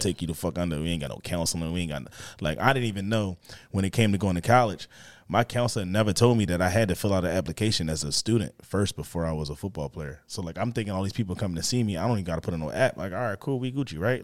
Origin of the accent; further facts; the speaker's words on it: Philadelphia, Pennsylvania, United States; grew up in, uh, in Northeast at first. I was in Northeast until, like, fourth grade